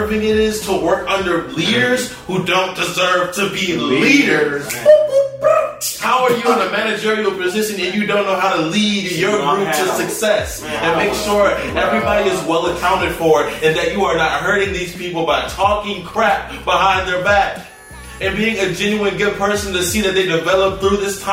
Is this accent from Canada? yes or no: no; Corpus Christi, Texas, United States; now in Houston, United States; I come from Corpus, and the roads out there are atrocious